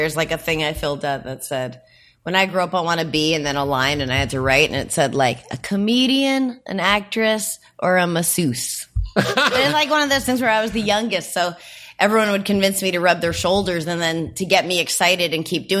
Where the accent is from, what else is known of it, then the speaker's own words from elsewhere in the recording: New Hampshire, United States; I grew up in New Hampshire